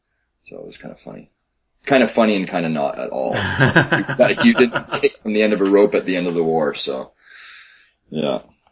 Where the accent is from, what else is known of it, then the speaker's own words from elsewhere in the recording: Canada; accent: Canadian; also born or lived in British Columbia; Is my Canadian accent too strong?